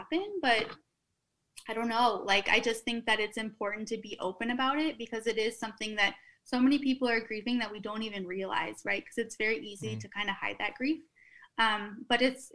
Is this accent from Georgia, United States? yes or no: no; Minnesota, United States; accent: Minnesota; moved away as an adult; also born or lived in Austin / New York / Memphis; now in Florida, United States; from the Midwest, I guess. And just, I kind of like love going back and wearing flannels and putting on my Minnesota accent